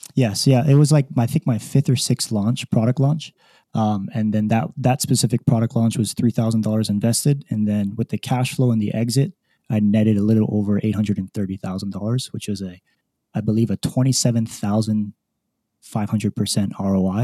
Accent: Hawaii, United States; moved away as an adult; born and raised in Hawaii

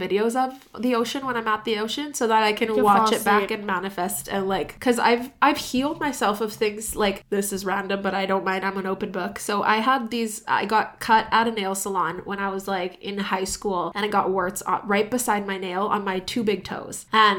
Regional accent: San Diego, California, United States; born there; I was born in San Diego.

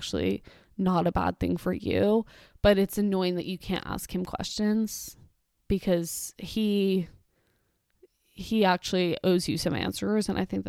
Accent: Miami, Florida, United States; In the 90s, when we were growing up in Miami, I was but a tot.

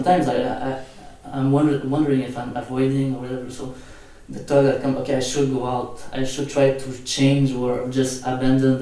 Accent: Montreal, Quebec, Canada; English is a second language; I'm from Montreal right now, so that people understand that I don't speak English well

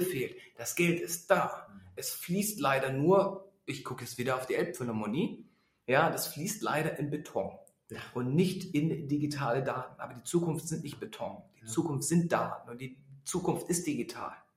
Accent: Berlin, Germany; ich bin Berliner

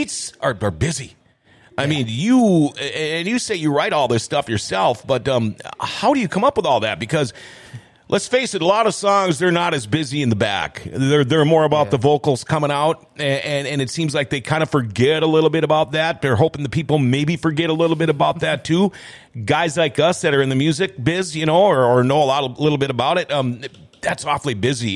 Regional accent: Minnesota, United States; I'm a Minnesotan

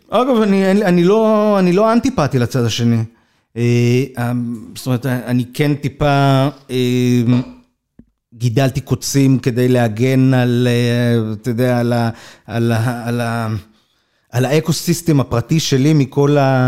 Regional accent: Kfar Saba, Central District, Israel; moved away as an adult; also born or lived in Jerusalem; נער מכפר סבא, שלמד בתיכון לא דתי

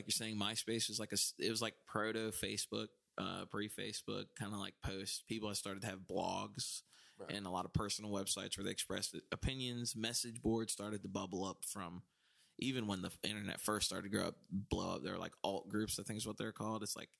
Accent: the South, United States; since we're from the South

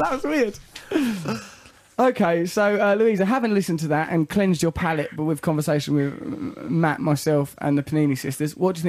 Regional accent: England, United Kingdom; I'm an English person.

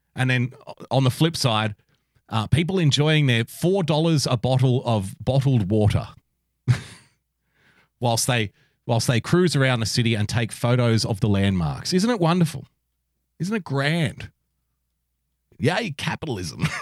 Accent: Sydney, New South Wales, Australia; also born or lived in a country town; I was born in a country town, but I was raised in Sydney. And I moved to Sydney at a very young age

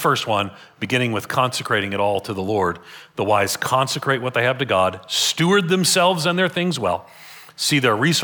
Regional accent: United States; I'm an American

